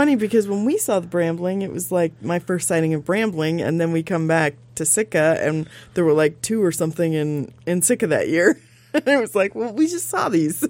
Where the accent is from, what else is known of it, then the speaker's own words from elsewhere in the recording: Midwest, United States; now in Sitka, United States; I grew up in the Midwest.